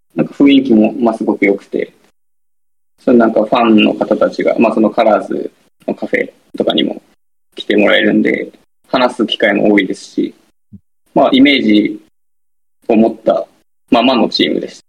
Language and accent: Japanese; Kumamoto, Japan; もともと僕も熊本出身なんで